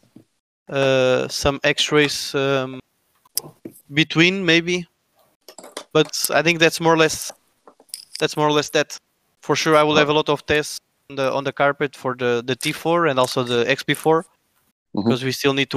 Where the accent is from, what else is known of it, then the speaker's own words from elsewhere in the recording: Lisbon, Portugal; I'm from Lisbon